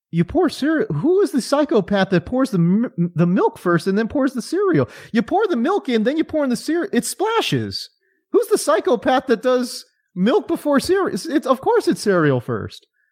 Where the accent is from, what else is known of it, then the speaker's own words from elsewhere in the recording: California, United States; I grew up in California